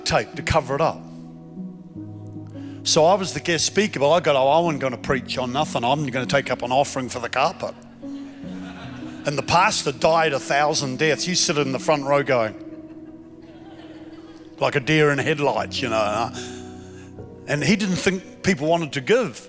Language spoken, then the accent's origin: English; Queensland, Australia; I'm from Queensland, Australia